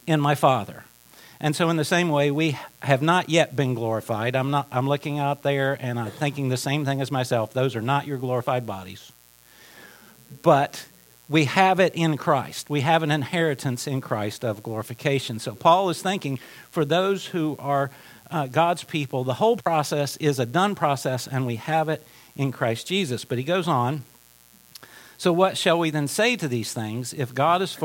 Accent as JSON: {"language": "English", "region": "Appalachia", "country": "United States", "moved": "yes", "said": "I'm from Appalachia"}